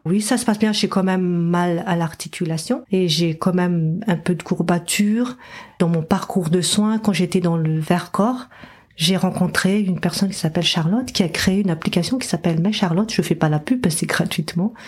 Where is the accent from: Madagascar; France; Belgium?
Madagascar; moved away; j'ai grandi à Madagascar